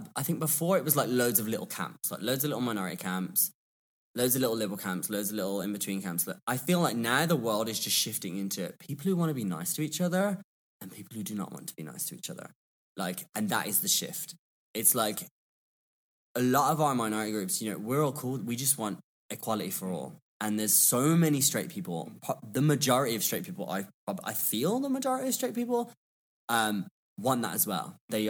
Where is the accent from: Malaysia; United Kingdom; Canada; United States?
United Kingdom; England; but I'm English. I can make words up.